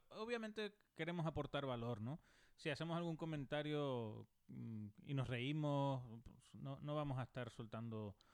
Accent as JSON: {"language": "Spanish", "region": "Canary Islands", "country": "Spain", "also_born_or_lived": "Mexico", "accent": "Canarian", "said": "que hablo como peninsular, que los de la península me dicen que soy canario y eh, ahora que después de vivir cinco años en México dicen que tengo acento mexicano."}